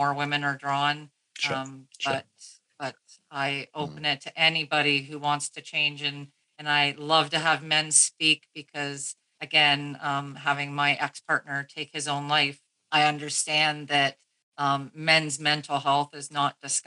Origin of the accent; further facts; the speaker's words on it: Canada; I'm Canadian